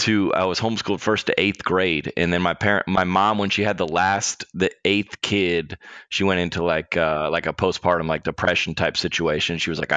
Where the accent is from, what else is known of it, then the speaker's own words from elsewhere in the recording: Lilburn, Georgia, United States; moved away as an adult; also born or lived in Denver, Colorado; I grew up in Lilburn, Georgia, which is where my parents live. And I am busing in and out of my parents' house. And that's where I'm at right now.